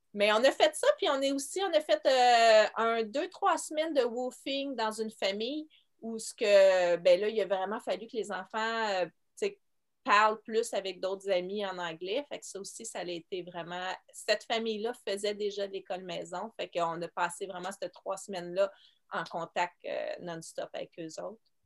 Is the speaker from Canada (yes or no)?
yes; Montreal, Quebec, Canada; je viens de Montréal